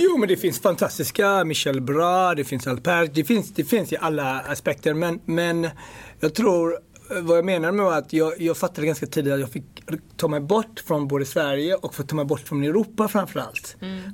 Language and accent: Swedish; Ethiopia; also born or lived in Gothenburg, Sweden; now in London, United Kingdom; jag kommer från Etiopien